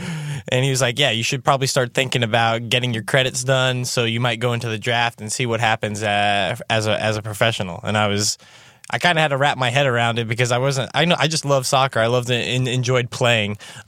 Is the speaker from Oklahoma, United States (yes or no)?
no; Cincinnati, Ohio, United States; from Cincinnati, Ohio.